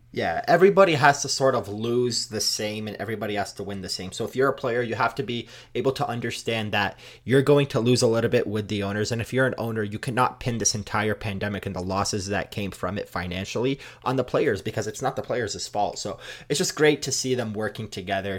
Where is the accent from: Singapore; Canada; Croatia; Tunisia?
Canada; I'm Canadian